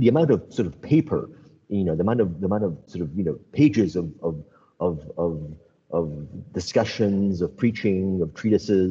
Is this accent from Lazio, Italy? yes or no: yes; Rome, Lazio, Italy; moved away as an adult; also born or lived in United States; When I grew up in Rome, I lived in Rome, I went to college in America